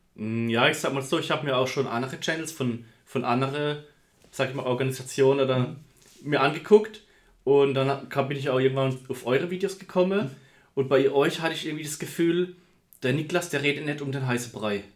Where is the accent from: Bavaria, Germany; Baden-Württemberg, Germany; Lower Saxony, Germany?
Baden-Württemberg, Germany; Karlsruhe; ich komme aus dem Raum Karlsruhe